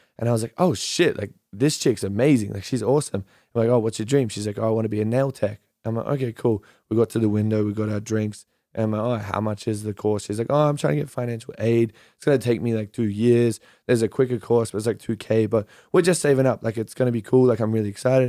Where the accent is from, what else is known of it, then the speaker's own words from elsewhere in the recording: Yeppoon, Queensland, Australia; moved away; I'm from this small armpit of a town called Yeppoon in the middle of Australia.